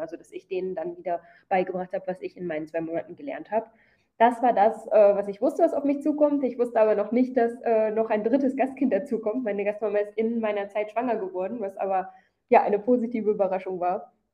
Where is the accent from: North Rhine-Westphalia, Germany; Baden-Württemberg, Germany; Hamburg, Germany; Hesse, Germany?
North Rhine-Westphalia, Germany; Krefeld; moved away as an adult; also born or lived in United States; now in South India, India; ich komme aus Krefeld in NRW